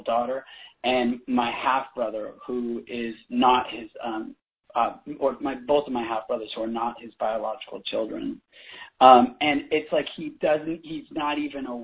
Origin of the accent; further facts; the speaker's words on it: Bay Area, California, United States; I grew up in the Bay Area